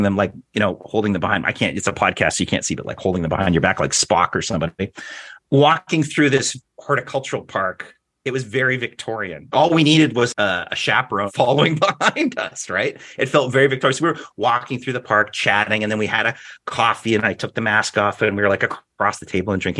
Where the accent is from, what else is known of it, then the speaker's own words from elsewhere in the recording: Alberta, Canada; as we said growing up in Alberta